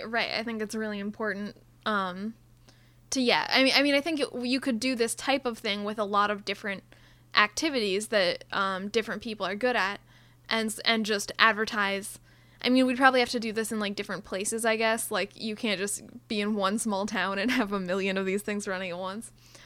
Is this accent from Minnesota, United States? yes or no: yes; Minneapolis, Minnesota, United States; moved away; if I mention that I'm from Prospect Park, people will always assume that it's the one in New York.